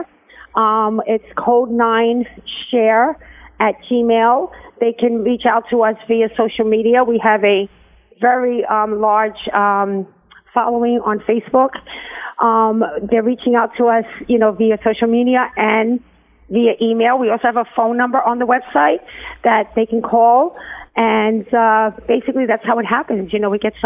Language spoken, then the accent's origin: English; New York City, New York, United States; born and raised in New York City